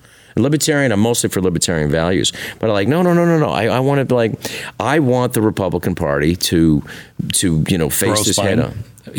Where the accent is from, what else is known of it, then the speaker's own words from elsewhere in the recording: San Francisco, California, United States; I'm from San Francisco.